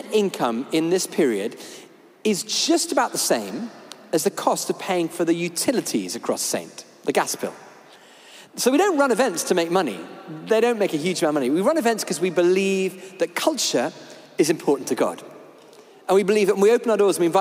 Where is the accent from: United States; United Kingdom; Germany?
United Kingdom; we're British